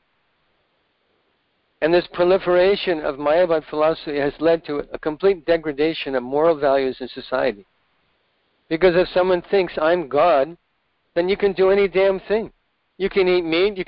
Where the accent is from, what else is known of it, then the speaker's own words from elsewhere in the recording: Oregon, United States; I grew up in Oregon